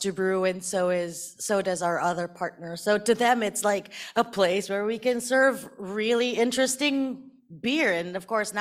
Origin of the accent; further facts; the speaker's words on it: Philippines; I'm Filipino, and like most Filipinos, we're very Catholic growing up